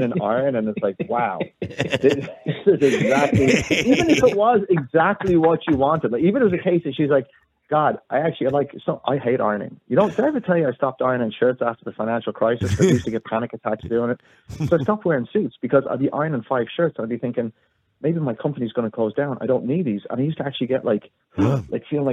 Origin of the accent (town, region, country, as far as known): United States; born or raised there